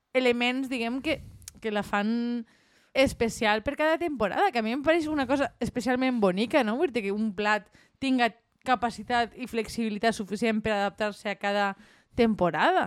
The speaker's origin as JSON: {"language": "Catalan", "area": "La Marina", "region": "Valencian Community", "country": "Spain", "said": "som de la Marina"}